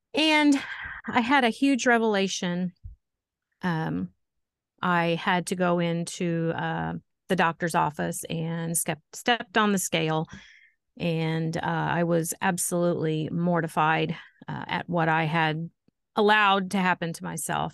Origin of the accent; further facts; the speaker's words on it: Poseyville, Indiana, United States; I am from Poseyville, Indiana, uh, born and raised Posey County girl.